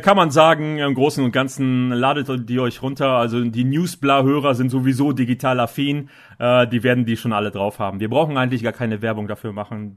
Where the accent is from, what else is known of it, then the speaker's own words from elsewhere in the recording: Northern Germany, Germany; bei uns in Norddeutschland